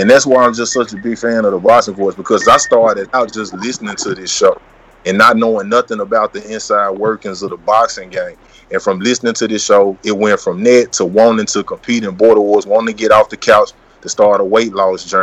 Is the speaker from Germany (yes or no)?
no; Memphis, Tennessee, United States; I'm originally from Memphis, Tennessee